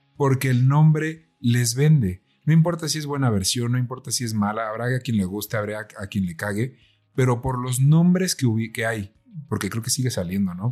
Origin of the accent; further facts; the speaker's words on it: Mexico; nosotros somos de México